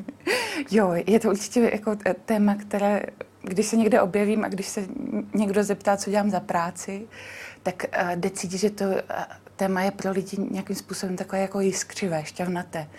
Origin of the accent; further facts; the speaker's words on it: Znojmo, South Moravian Region, Czechia; já jsem taky ze Znojma